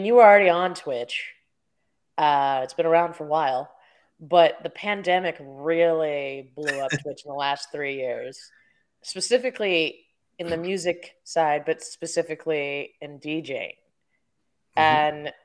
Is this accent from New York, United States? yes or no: no; Arizona, United States; I grew up here in Arizona